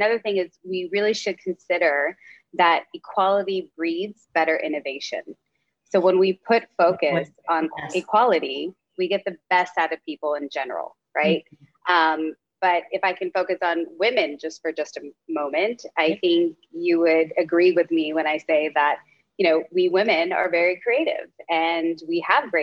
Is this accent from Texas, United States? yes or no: yes; Dallas, Texas, United States; now in New York City, United States; I am a daughter of immigrant parents, and I was born in Dallas, Texas, and now live in New York City